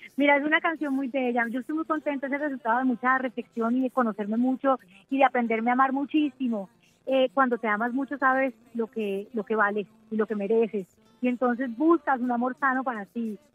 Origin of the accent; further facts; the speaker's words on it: Colombia; Colombia admira mucho a México y crecemos con esa influencia